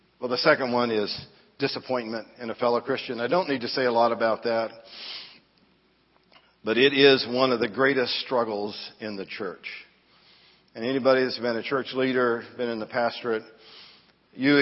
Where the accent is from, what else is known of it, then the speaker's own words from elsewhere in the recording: Danville, Illinois, United States; I grew up in Southside Church of the Nazarene, Danville, Illinois